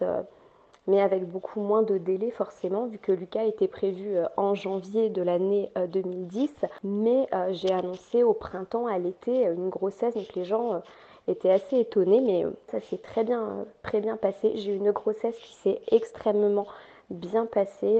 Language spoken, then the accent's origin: French; Nord, Hauts-de-France, France; je suis résidente du Nord, j'habite le Nord de la France